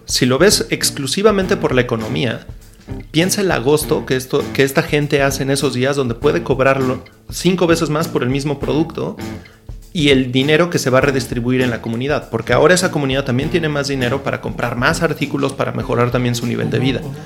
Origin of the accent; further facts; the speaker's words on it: Mexico; los mexicanos no estamos acostumbrados